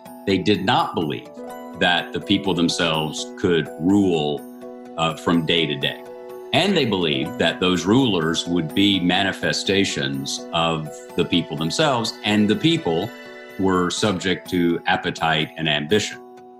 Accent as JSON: {"language": "English", "region": "Tennessee", "country": "United States", "said": "In our native region, you're from Virginia, I'm from Tennessee"}